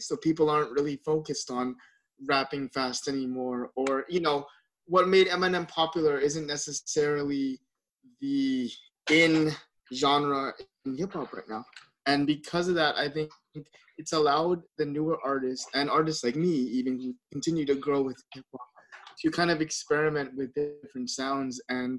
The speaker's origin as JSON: {"language": "English", "country": "Philippines", "said": "because I'm Filipino, we have a lot of parties"}